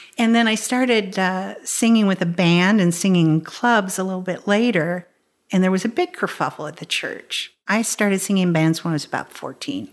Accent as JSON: {"language": "English", "town": "Topeka", "region": "Kansas", "country": "United States", "tie": "born or raised there", "moved": "yes", "said": "grew up in Topeka, Kansas"}